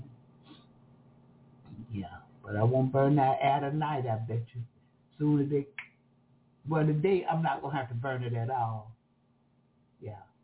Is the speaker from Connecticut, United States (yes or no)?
no; Jacksonville, Florida, United States; accent: country; I'm from Jacksonville, Florida